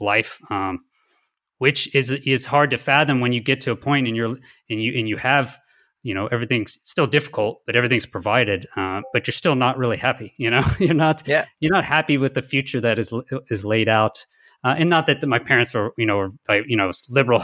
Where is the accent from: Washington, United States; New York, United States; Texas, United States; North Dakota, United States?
Texas, United States; Houston; also born or lived in New Mexico; I grew up in Houston